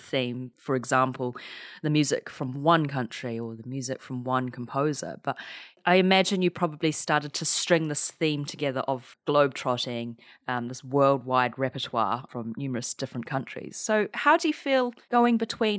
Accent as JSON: {"language": "English", "country": "New Zealand", "said": "my home country of New Zealand"}